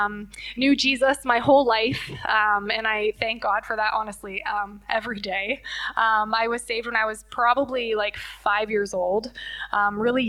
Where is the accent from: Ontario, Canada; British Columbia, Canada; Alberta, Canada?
Ontario, Canada; Leamington; also born or lived in Windsor / Cottam; I was born and raised in Leamington.